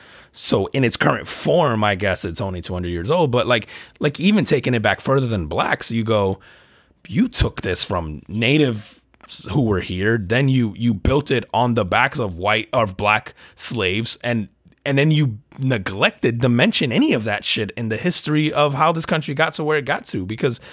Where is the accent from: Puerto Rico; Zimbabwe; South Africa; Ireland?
Puerto Rico; as a Puerto Rican, right? Like, as an American, as a Puerto Rican